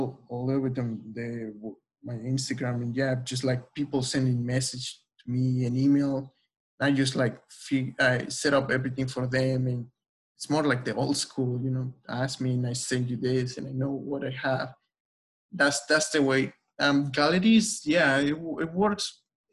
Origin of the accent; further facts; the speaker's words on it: Oaxaca, Mexico; moved away; I'm from Oaxaca